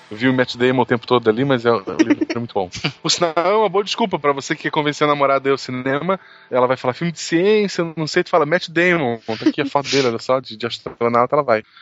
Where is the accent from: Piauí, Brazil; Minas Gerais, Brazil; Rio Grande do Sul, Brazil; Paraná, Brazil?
Piauí, Brazil; Teresina; Ah, eu sou de Teresina, no Piauí.